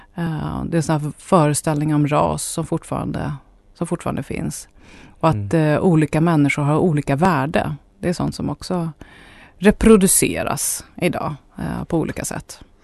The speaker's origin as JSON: {"language": "Swedish", "country": "Sweden", "said": "jag är etnisk svensk"}